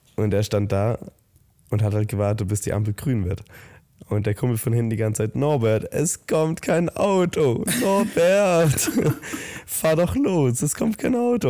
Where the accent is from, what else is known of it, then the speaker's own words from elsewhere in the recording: Southern Germany, Germany; wir kommen ja aus dem Süden Deutschlands